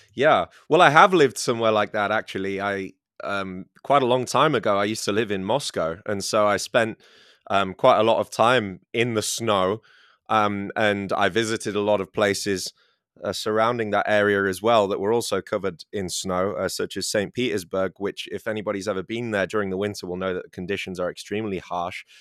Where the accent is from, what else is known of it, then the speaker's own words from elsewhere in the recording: England, United Kingdom; now in China; I'm from England